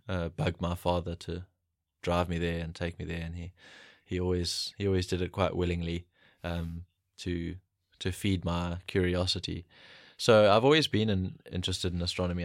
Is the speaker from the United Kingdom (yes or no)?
no; Pietermaritzburg, KwaZulu-Natal, South Africa; I grew up in Pietermaritzburg in KwaZulu-Natal.